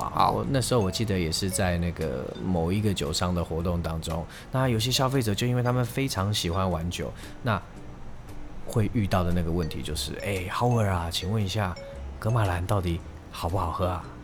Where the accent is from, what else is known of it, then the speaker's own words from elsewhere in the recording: Taiwan; 我们台湾人